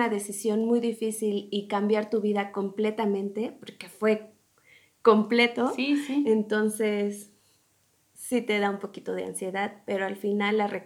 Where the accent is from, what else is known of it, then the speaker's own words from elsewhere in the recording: Mexico; No, no salí huyendo de México, me encanta, lo amo, pero quería probar otras cosas.